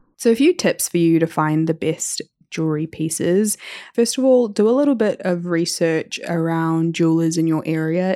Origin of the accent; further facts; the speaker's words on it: New Zealand; growing up in New Zealand